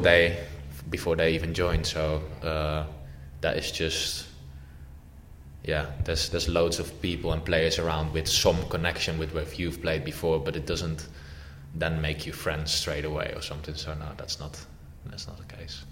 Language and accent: English; Amsterdam, North Holland, Netherlands; moved away; I am born in Amsterdam as well, and my dad's from Amsterdam and my grandparents, I'm from Amsterdam. So obviously, like, you're raised with that kind of history anyway